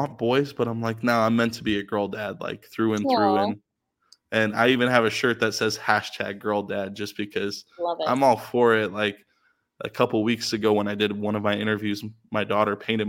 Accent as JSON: {"language": "English", "town": "Las Vegas", "region": "Nevada", "country": "United States", "also_born_or_lived": "Philippines", "said": "we're also from Vegas"}